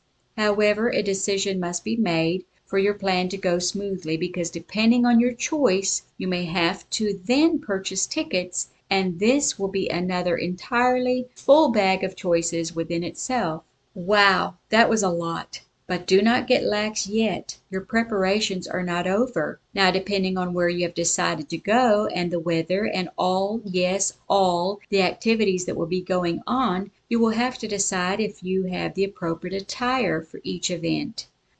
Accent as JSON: {"language": "English", "country": "South Africa", "tie": "born or raised there", "also_born_or_lived": "Sioux Falls, United States", "said": "I was born in Sioux Falls, South Dakota in the United States and raised in South Africa."}